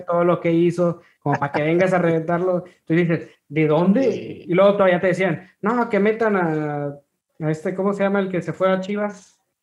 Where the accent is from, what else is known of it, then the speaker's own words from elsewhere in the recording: Ciudad Victoria, Tamaulipas, Mexico; yo soy de Ciudad Victoria